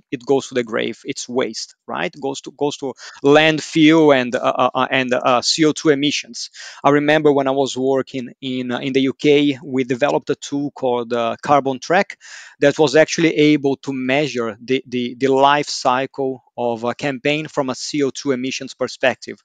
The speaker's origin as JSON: {"language": "English", "country": "Brazil", "tie": "born or raised there", "said": "Growing up in Brazil"}